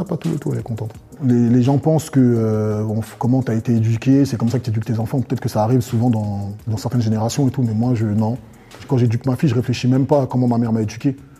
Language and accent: French; Côte d’Ivoire; now in France; Je viens de Côte d'Ivoire, français d'origine ivoirienne, d'une ethnie euh, qu'on appelle les BT